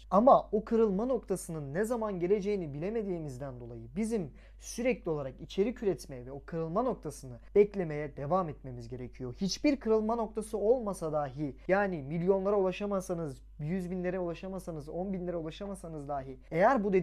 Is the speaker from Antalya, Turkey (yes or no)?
no; Samsun, Turkey; Samsunluyum bu arada o yüzden iyi açık söylüyorum.